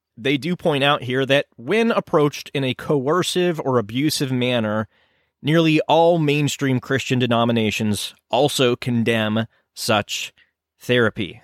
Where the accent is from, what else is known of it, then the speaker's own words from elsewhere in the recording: United States; I am an American